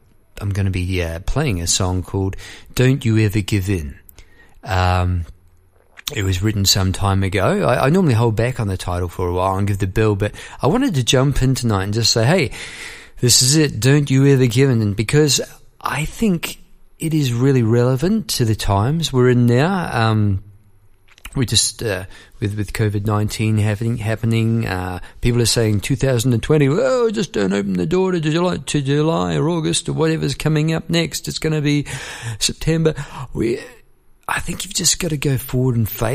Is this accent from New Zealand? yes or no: yes; New Zealand; moved away as an adult; I went over to came here to live from New Zealand. I was formerly from New Zealand.